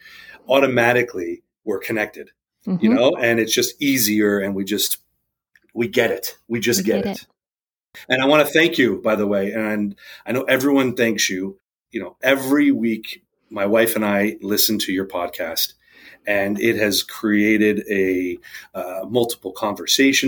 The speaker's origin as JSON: {"language": "English", "region": "New England", "country": "United States", "tie": "born or raised there", "moved": "yes", "said": "I was born back east in the New England area in 1981."}